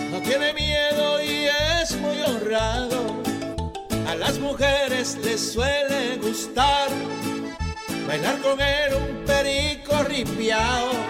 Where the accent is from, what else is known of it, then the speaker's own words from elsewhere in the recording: Cibao, Dominican Republic; yo soy dominicano, soy cibaeño.